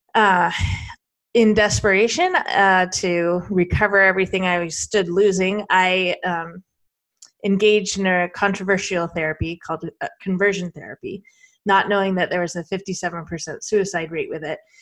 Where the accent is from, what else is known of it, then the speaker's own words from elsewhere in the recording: Arizona, United States; I'm from Arizona.